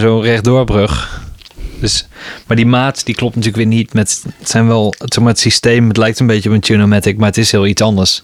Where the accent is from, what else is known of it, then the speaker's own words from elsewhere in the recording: Best, North Brabant, Netherlands; de buurt van Eindhoven, waar ik opgroeide. In Best